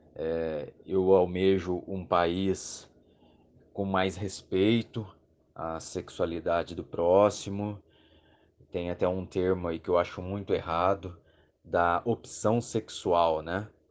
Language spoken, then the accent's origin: Portuguese; Poços de Caldas, Minas Gerais, Brazil; sou aqui de Poços de Caldas, no sul de Minas Gerais